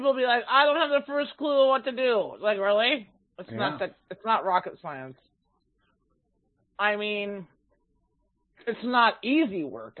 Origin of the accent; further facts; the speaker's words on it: Minnesota, United States; I'm from Minnesota, don't you know?